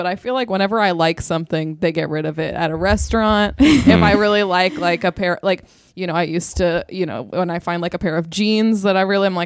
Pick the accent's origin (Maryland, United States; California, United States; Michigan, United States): California, United States; Temecula; I grew up in Temecula, California